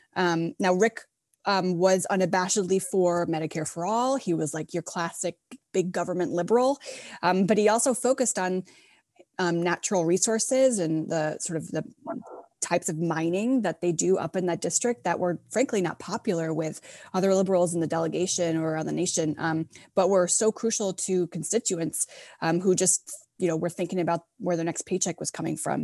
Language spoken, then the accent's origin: English; Midwest, United States; I grew up in the Midwest